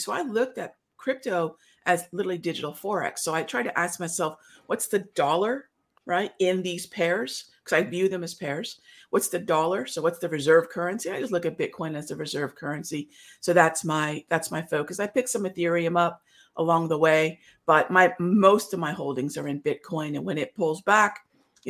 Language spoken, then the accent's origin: English; India; I'm Indian